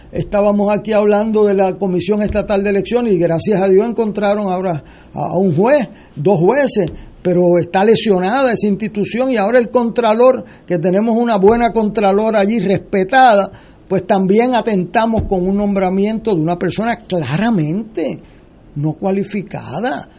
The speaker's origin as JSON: {"language": "Spanish", "country": "Puerto Rico", "said": "como puertorriqueño"}